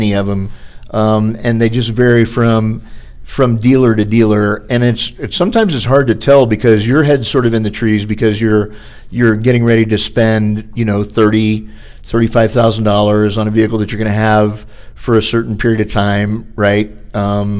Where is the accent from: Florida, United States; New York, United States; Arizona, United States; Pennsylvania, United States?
Florida, United States; I'm from Florida